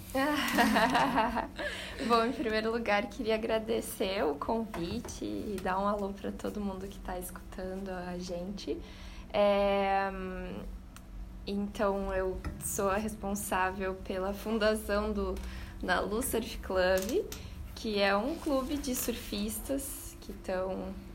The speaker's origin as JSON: {"language": "Portuguese", "region": "Rio Grande do Sul", "country": "Brazil", "tie": "born or raised there", "also_born_or_lived": "Australia", "moved": "as an adult", "said": "eu sou do Rio Grande do Sul, sempre morei no interior"}